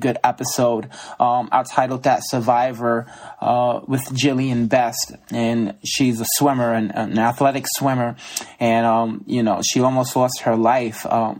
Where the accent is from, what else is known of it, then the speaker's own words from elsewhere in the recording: New York City, New York, United States; also born or lived in Brooklyn, New York; I grew up in the Bronx, New York.